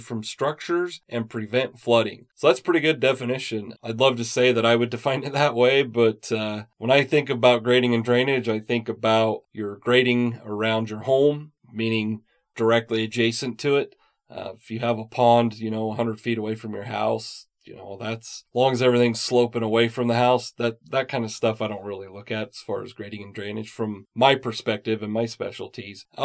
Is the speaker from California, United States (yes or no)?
no; Utah, United States; I was born and raised in Utah, so I'm used to the seasons here.